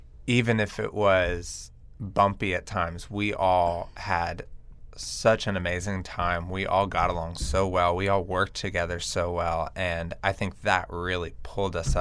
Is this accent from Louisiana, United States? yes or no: yes; Lafayette, Louisiana, United States; I'm from Lafayette, Louisiana, where my grandparents have run Mel's Diner. There's two locations in Lafayette, and as a kid, I was surrounded by the culinary industry